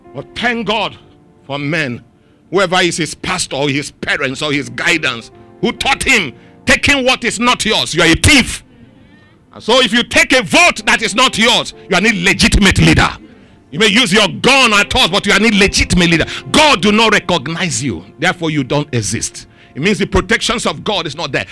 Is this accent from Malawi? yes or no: no; Nigeria; Three of us were Nigerians.